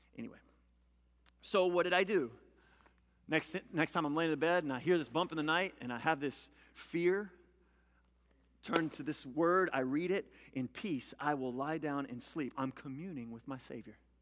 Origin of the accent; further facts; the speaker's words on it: Louisiana, United States; I'm a country boy. I'm from Louisiana